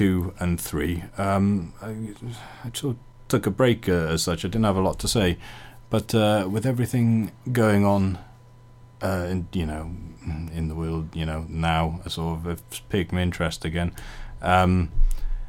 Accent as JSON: {"language": "English", "town": "Pembroke", "region": "Wales", "country": "United Kingdom", "tie": "born or raised there", "moved": "yes", "said": "Carmarthen was a big city, you know, growing up in Pembroke."}